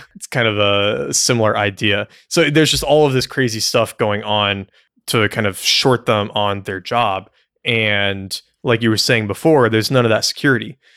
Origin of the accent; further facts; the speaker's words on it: United States; as an American